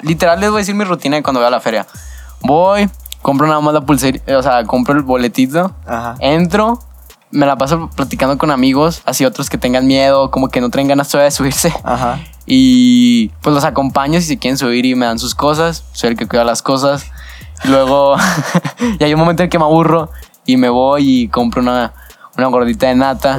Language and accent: Spanish; Torreón, Coahuila, Mexico; also born or lived in El Paso, Texas; desde entonces estoy viviendo aquí en Torreón, o sea, literalmente nomás estuve muy poquito allá en El Paso